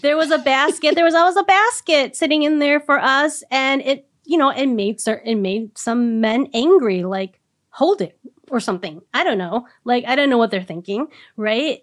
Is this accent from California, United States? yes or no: no; Minnesota, United States; as a Minnesotan